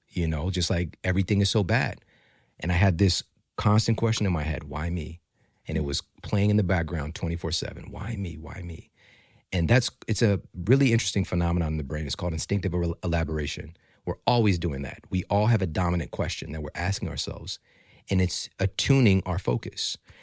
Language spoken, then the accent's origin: English; Ferguson, Missouri, United States; also born or lived in St. Louis; I'm from Ferguson, Missouri